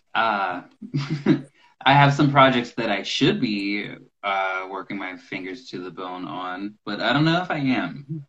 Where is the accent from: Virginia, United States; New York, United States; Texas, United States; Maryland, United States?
Maryland, United States; now in Nashville, United States; I was born in a place called Maryland, the same the state where uh, Washington D.C. is